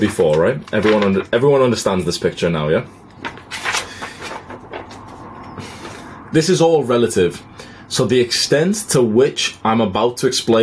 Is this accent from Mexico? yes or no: no; United Kingdom; I've moved back home to the UK in March.